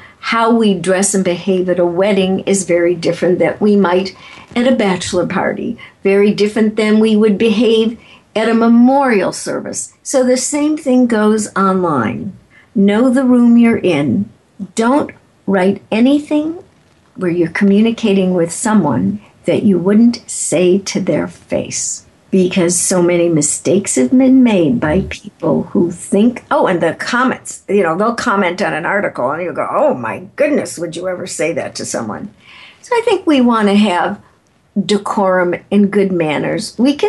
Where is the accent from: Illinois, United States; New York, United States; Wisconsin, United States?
Illinois, United States; Chicago; If you find out that I'm from Chicago and you're from Chicago and we both like deep dish pizza